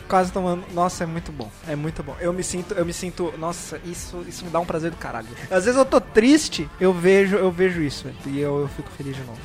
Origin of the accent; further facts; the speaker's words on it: Brazil; a gente sendo brasileiro